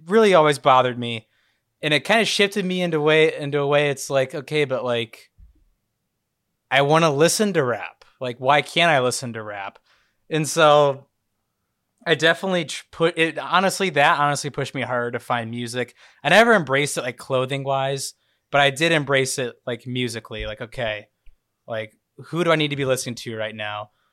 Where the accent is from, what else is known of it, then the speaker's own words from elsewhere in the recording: Indiana, United States; I grew up an hour away from you